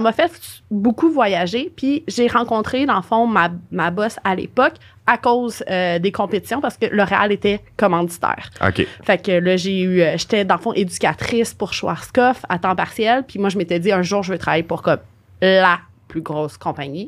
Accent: Montreal, Quebec, Canada; Je suis de Montréal, j'étais déménagée à Québec et je suis de retour à Montréal

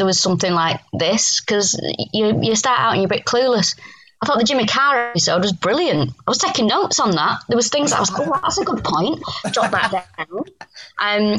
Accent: Manchester, North West England, United Kingdom; now in London, United Kingdom; I'm from Manchester, people dress up more for nights out

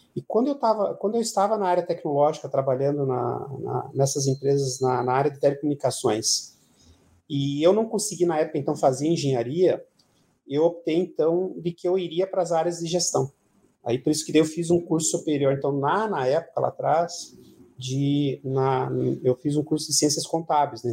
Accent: Pinhais, Paraná, Brazil; also born or lived in Ponta Grossa / Curitiba; eu nasci em Ponta Grossa lá e, e o meu pai. É acho que na, na época, por questões de melhorar as condições de, de vida nossa, ele conseguiu um emprego aqui na cidade, na cidade de Pinhais, na época, e a gente se mudou para cá. E então eu morei um tempo em Pinhais, depois mudei para Curitiba.

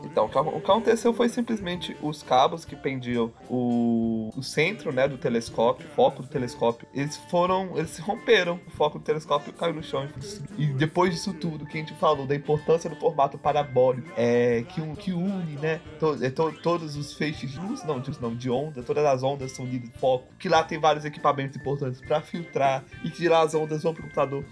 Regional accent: Brazil; a nossa realidade como brasileiros

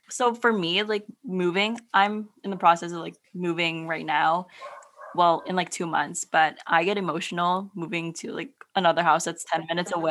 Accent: Philippines; And so being Filipino, like me trying to find home is dying mm. for Filipino food.

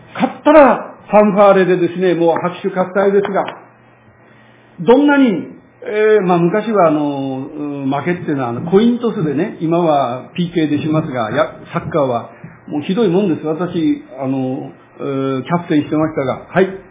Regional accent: Utsunomiya, Tochigi, Japan; 私は栃木県の宇都宮市の出身ですから、駅前で育ちましたが

